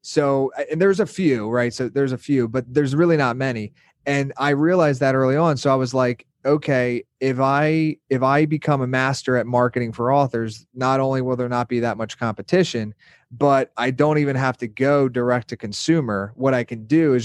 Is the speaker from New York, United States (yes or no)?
no; Pennsylvania, United States; moved away as an adult; now in Miami, United States; from a small town in Pennsylvania, like an hour north of Philadelphia